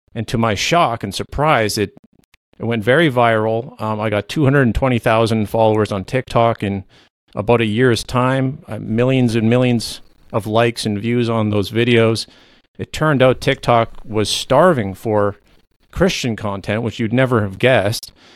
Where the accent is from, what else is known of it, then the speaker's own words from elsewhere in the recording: Canada; first language Low German; English is a second language; I am a Canadian independent researcher and author